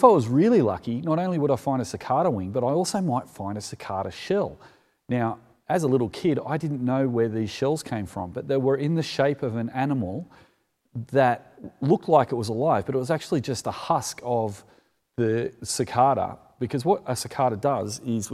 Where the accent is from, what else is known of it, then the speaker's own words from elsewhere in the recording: Sydney, New South Wales, Australia; as a kid growing up in the Sutherland Shire